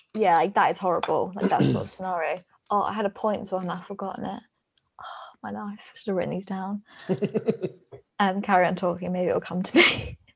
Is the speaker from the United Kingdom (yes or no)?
yes; United Kingdom; we as the British taxpayers